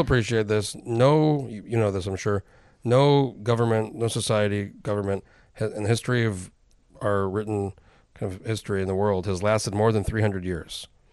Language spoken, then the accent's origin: English; New Mexico, United States; moved away; I grew up in New Mexico